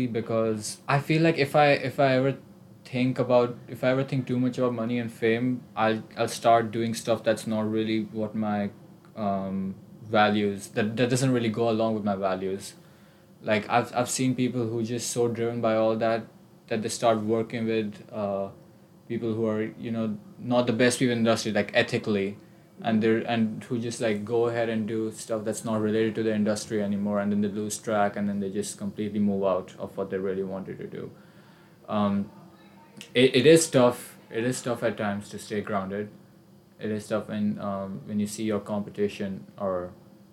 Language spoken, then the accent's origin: English; India; moved away as an adult; I came from all the way across the world, I'm from India.